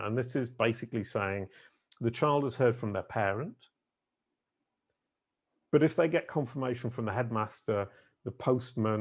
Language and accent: English; United Kingdom; being British